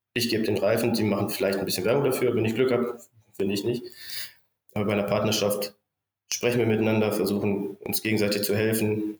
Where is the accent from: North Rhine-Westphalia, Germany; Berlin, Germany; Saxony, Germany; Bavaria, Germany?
North Rhine-Westphalia, Germany; Bielefeld area; moved away as an adult; wieder in meiner Heimat hier in Richtung Bielefeld zu ziehen